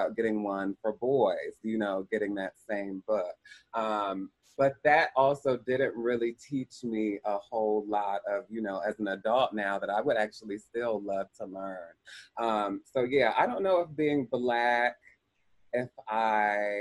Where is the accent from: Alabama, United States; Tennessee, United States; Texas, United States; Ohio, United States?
Ohio, United States; Columbus; I grew up in Columbus, Ohio